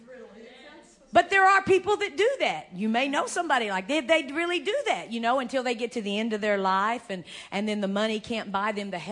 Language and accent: English; United States; I'm an American, you know, Indian